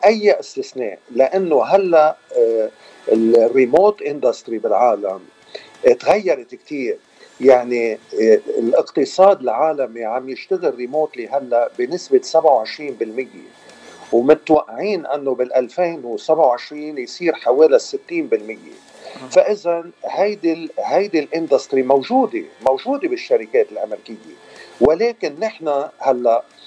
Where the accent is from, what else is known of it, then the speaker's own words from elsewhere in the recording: Lebanon; also born or lived in Cincinnati, Ohio; now in Dallas, United States; رجعت قررت آه، ارجع على لبنان